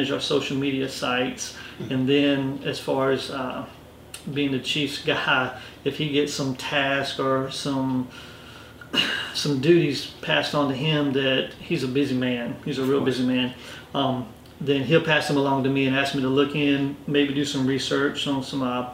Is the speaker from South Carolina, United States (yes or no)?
yes; Orangeburg, South Carolina, United States; moved away as an adult; now in Rock Hill, United States; I grew up in Orangeburg, graduated, came to Winthrop, and I stayed.